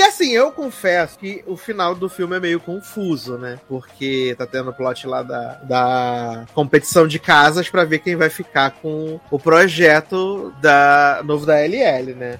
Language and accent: Portuguese; Rio de Janeiro, Brazil; Eu sou do Rio de Janeiro